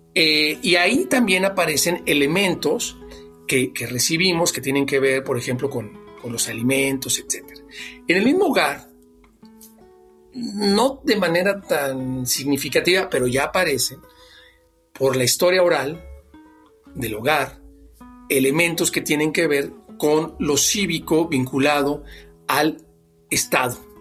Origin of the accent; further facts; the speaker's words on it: Mexico; somos mexicanos